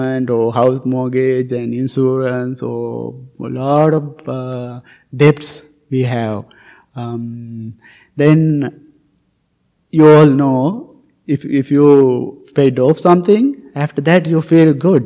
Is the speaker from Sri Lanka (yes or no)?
yes; Sri Lanka; moved away; I came from Sri Lanka